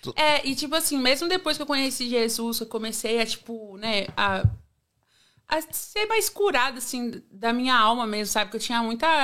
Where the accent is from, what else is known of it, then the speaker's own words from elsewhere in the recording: Praia Grande, São Paulo, Brazil; moved away as an adult; now in Australia; eu vim da Praia Grande, véi, litoral hum. de São Paulo